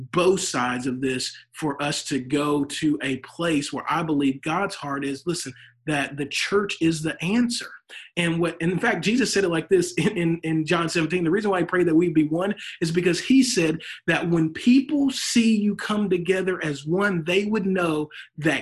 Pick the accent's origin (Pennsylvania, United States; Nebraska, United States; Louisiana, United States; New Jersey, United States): Louisiana, United States; now in Texas, United States; I'm from Louisiana. I may be in Texas now, but I'm from Louisiana.